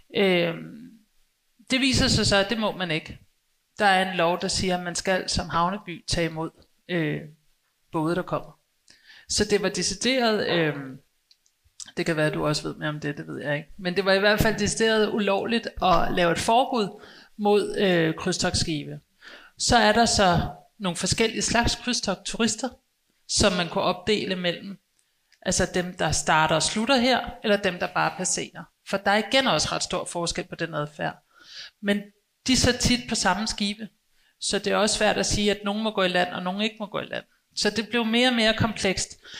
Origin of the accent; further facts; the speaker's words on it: Copenhagen, Capital Region of Denmark, Denmark; som københavner